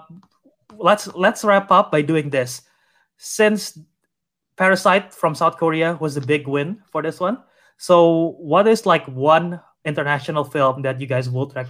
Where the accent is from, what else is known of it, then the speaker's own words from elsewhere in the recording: Indonesia; my home country